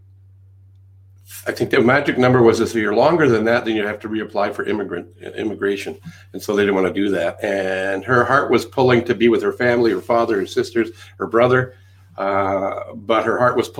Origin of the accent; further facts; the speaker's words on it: Canada; accent: Canadian; also born or lived in England; Several decades ago, brought over to Canada